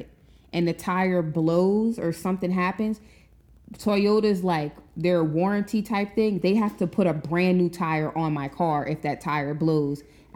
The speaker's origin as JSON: {"language": "English", "town": "Kenner", "region": "Louisiana", "country": "United States", "tie": "born or raised there", "said": "half the people that I grew up with in Kenner"}